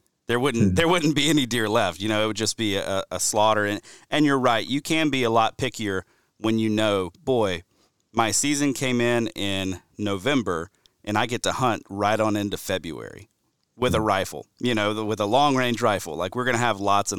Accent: Alabama, United States; even my home state of Alabama was doing pretty well in that regard.

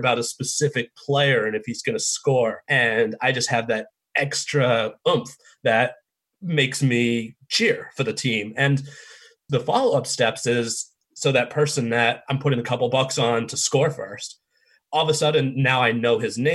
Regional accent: Boston, Massachusetts, United States; born and raised in Boston, diehard Boston

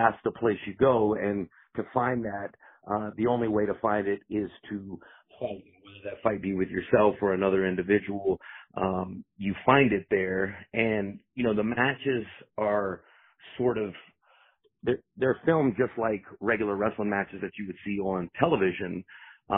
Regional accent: Fayetteville, North Carolina, United States; I come from North Carolina, the Fayetteville area

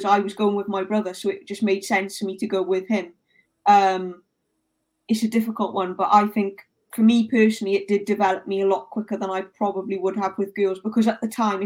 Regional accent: South Wales Valleys, United Kingdom; I grew up in South Wales Valleys

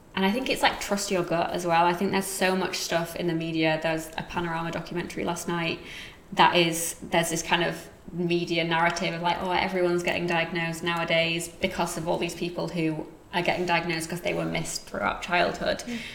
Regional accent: Yorkshire and the Humber, United Kingdom; accent: Yorkshire; Even my accent is kind of a whole host of different ones, because it's a bit of Yorkshire where I'm from, a bit of the school that I went to, a bit of where I'm living now.

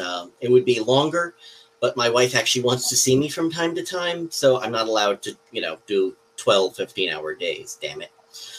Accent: New York City, New York, United States; I'm a Queens native. I'm a Queens native despite not sounding like Fran Drescher.

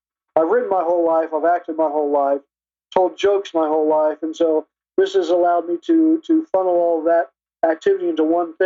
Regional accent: Ohio, United States; moved away as an adult; also born or lived in New York City; now in north of New York City, United States; I moved to New York in 96. I'm originally from Ohio

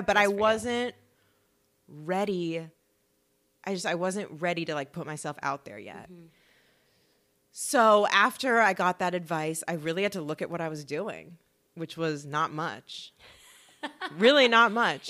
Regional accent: Los Angeles, California, United States; I'm from LA. So I grew up around the whole acting everything.

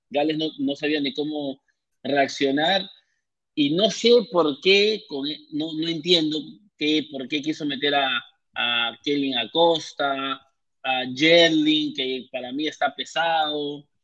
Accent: Peru; now in Orlando, United States; más que todo que somos peruanos y estamos aquí en Orlando.

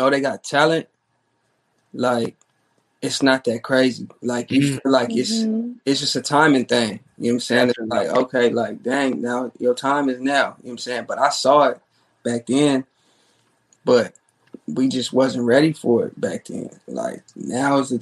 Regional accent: Phoenix, Arizona, United States; also born or lived in Tucson, Arizona / Atlanta, Georgia / Tempe, Arizona; Then we moved to Phoenix.

